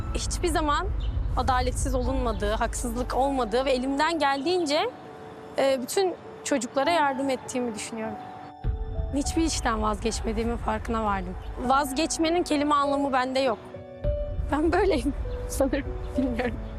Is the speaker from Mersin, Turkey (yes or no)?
no; Ankara, Turkey; Ankara'da doğdum, büyüdüm. Hala orada spor hayatıma devam ediyorum